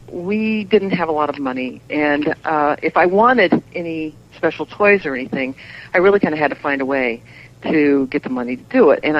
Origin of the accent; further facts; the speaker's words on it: the Bible Belt, United States; Well, you know, we grew up in the Bible Belt, so this was the coolest thing